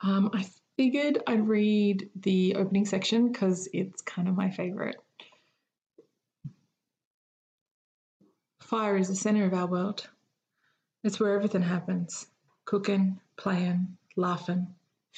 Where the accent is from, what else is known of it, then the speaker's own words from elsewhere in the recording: Eidsvold, Queensland, Australia; moved away as an adult; now in Canberra, Australia; my hometown of Eidsvoll